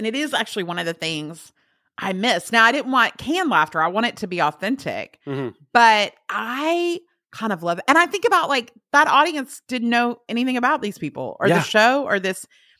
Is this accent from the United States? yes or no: yes; Alabama, United States; I'm from Alabama. Yeah. That's a stereotype.